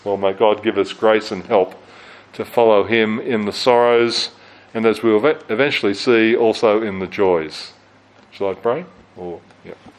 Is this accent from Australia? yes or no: yes; Australia; moved away as an adult; also born or lived in United Kingdom; now in New Zealand; growing up in Australia, living for a while in the UK to do theological study, coming here after ministry in Australia to New Zealand.